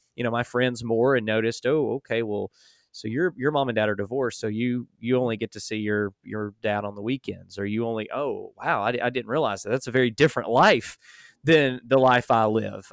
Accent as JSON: {"language": "English", "region": "Alabama", "country": "United States", "tie": "born or raised there", "said": "I grew up in Alabama"}